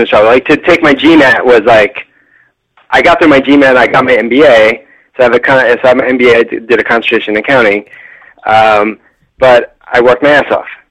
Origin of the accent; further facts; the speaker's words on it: New York, United States; now in California, United States; I'm from New York, moved to California